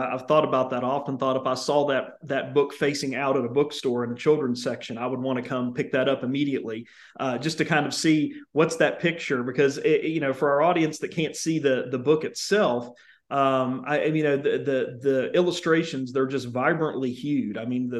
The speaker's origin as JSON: {"language": "English", "town": "Charleston", "region": "West Virginia", "country": "United States", "tie": "born or raised there", "said": "And, you know, I grew up in Charleston, West Virginia, and I think about carbide"}